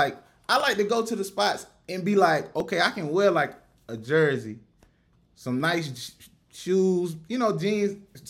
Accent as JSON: {"language": "English", "region": "South Carolina", "country": "United States", "moved": "yes", "lives_now": "Houston, United States", "said": "because I'm from South Carolina. So I've been to Atlanta, you know, multiple times, but now I moved out to Houston"}